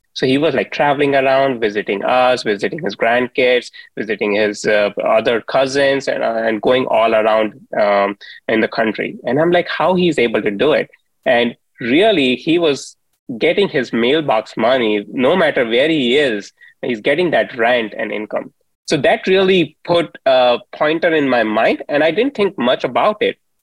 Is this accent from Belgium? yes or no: no; India; moved away; I grew up in India